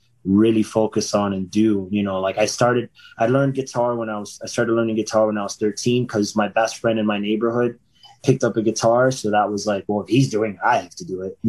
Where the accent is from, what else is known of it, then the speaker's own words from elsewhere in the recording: about 45 minutes from Fort Lauderdale, Florida, United States; Fort Lauderdale, which is about like 45 minutes from my hometown